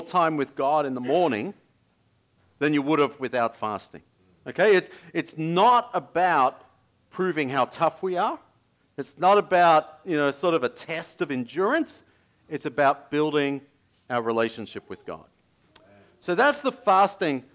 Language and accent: English; Australia; moved away; as an Australian